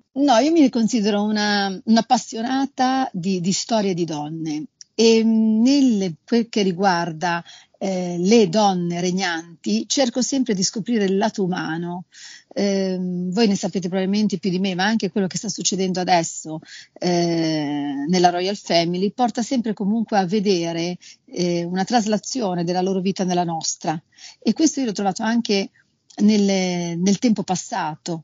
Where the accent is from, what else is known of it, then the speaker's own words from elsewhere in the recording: Liguria, Italy; io sono Ligure